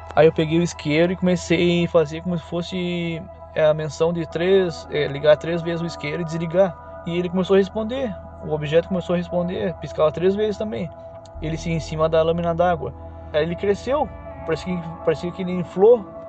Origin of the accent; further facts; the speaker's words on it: Uruguaiana, Rio Grande do Sul, Brazil; moved away as an adult; now in Itajaí, Brazil; na minha adolescência, bem dizer, eu, é, eu morava no Rio Grande do Sul, eu sou gaúcho